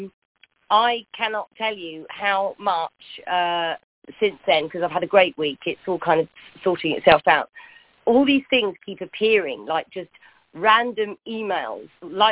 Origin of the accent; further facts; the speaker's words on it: United Kingdom; I am British